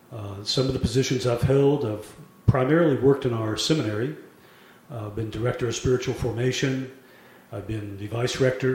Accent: Germany; born there; But I was born in Germany to a German family.

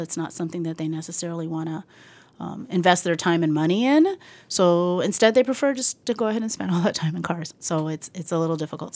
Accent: El Paso, Texas, United States; moved away as an adult; also born or lived in New York City; now in Boston, United States; I am from El Paso, Texas

